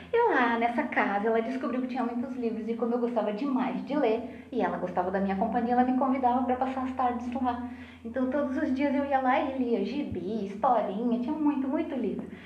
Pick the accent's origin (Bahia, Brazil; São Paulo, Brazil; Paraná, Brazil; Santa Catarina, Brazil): Santa Catarina, Brazil; Lages; born there; Eu nasci em Lages.